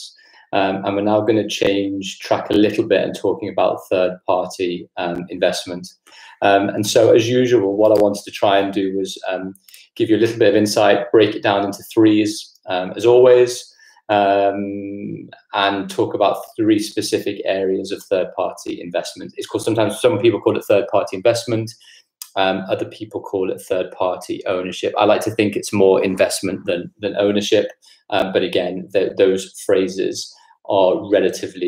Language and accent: English; Liverpool, North West England, United Kingdom; moved away; I'm from Liverpool originally, and grew up there